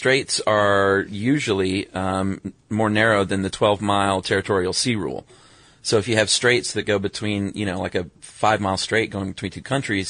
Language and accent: English; United States